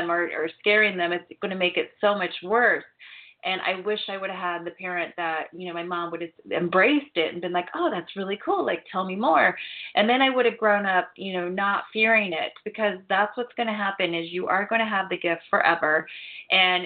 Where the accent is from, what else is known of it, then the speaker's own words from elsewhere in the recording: Ohio, United States; I grew up in Ohio